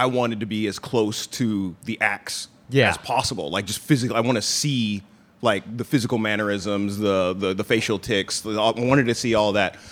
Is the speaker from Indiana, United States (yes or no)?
yes; Indiana, United States; moved away as an adult; also born or lived in Los Angeles; now in Hong Kong; I grew up in the Midwest, so there isn't a huge comedy scene in Indiana